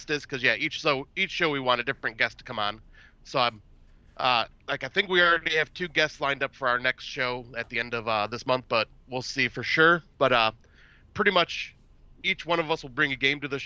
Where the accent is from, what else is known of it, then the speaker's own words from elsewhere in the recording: Northerners, Northern US, United States; us Northerners because like Michigan serves poutine and everything